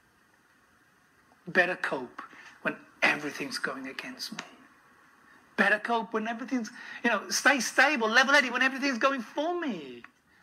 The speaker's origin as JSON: {"language": "English", "town": "Birmingham", "region": "West Midlands", "country": "United Kingdom", "also_born_or_lived": "Kent / North Wales", "moved": "as an adult", "lives_now": "Adelaide, Australia", "said": "I was completely out of place as a Brummie"}